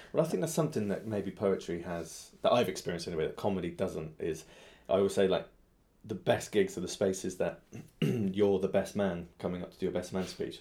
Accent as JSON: {"language": "English", "town": "Swindon", "region": "South West England", "country": "United Kingdom", "tie": "born or raised there", "also_born_or_lived": "Southampton", "moved": "yes", "lives_now": "London, United Kingdom", "said": "my hometown, Swindon"}